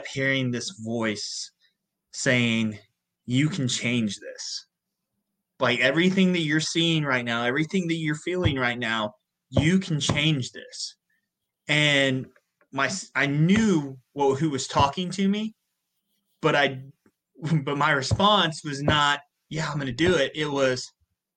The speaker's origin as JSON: {"language": "English", "region": "Southern Illinois", "country": "United States", "tie": "born or raised there", "said": "I come from a 3-stoplight town in Southern Illinois"}